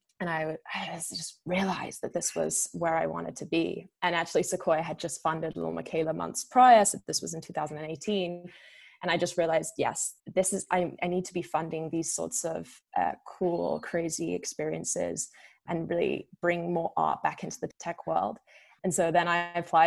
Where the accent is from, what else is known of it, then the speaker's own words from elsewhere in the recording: United Kingdom; moved away as an adult; also born or lived in Milan / London / Barcelona / Vancouver; I'm a Brit, and I was a young and hungry operator